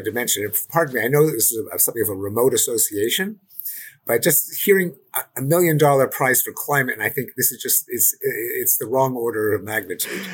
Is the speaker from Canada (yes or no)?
yes; Canada; I'm Canadian